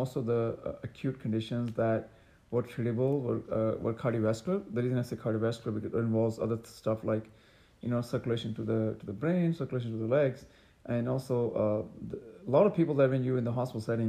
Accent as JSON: {"language": "English", "country": "Pakistan", "tie": "born or raised there", "also_born_or_lived": "New York City, United States", "moved": "as an adult", "lives_now": "Dallas, United States", "said": "I grew up in Pakistan"}